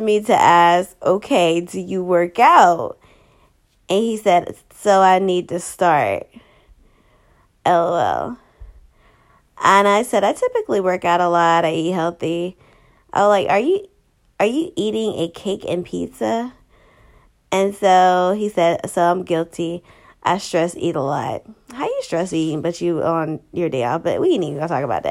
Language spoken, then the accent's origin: English; Savannah, Georgia, United States; moved away; I'm from Savannah